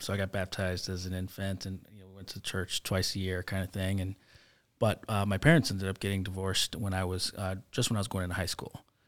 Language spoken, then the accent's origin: English; Chicago, Illinois, United States; So I grew up in Logan Square, um, before it was hipster and, and cool like it is now.